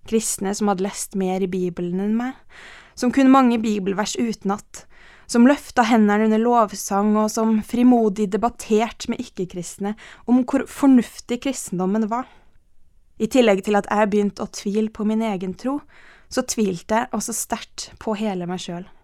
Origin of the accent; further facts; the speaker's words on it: Ethiopia; born there; Jeg ble født i Etiopia, og livet mitt er sterkt prega av det her.